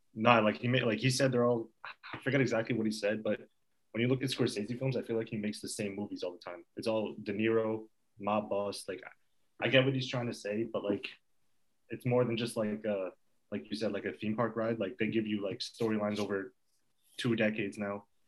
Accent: Fair Lawn, New Jersey, United States; I'm from Fairlawn. I've in Ditmar since pre-K.

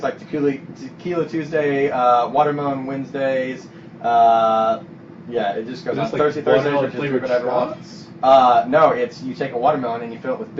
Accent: Salina, Kansas, United States; we're from Salina, Kansas

